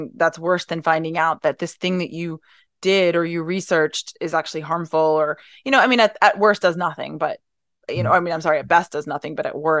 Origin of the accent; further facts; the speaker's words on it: New York, United States; I'm originally from New York, and veterinary medicine was actually my second career